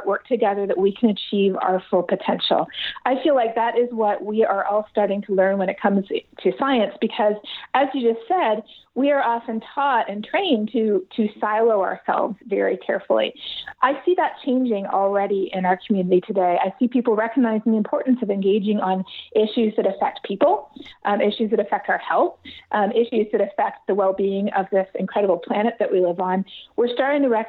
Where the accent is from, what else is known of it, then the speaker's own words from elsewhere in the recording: Canada; now in United States; I grew up not in the U.S. I grew up in Canada, and until I had moved to the U.S.